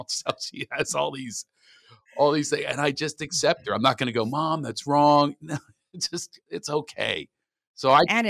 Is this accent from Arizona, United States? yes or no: no; California, United States; Hey, where are you guys from? And I go, California.